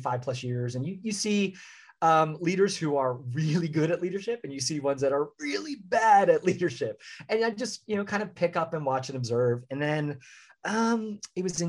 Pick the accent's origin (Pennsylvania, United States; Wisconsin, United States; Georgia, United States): Pennsylvania, United States; Philadelphia; moved away as an adult; also born or lived in Orlando, Florida; now in Central Florida, United States; I'm originally from the Philadelphia area